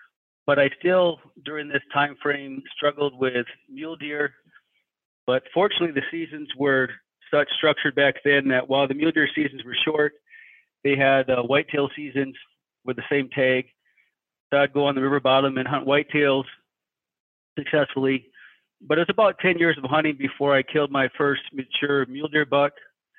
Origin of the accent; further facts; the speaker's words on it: Michigan, United States; moved away as an adult; also born or lived in Iowa; now in Idaho, United States; Growing up in Michigan, it's very thick country